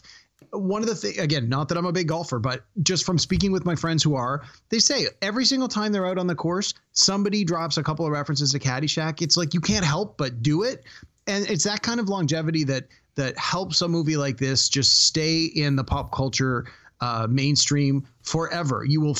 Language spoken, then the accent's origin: English; Toronto, Ontario, Canada; I'm from Toronto